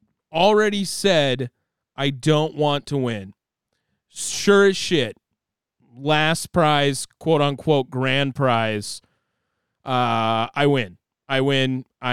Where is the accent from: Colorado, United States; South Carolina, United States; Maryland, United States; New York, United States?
Maryland, United States; born there; Right, I was born in 1985 in Maryland.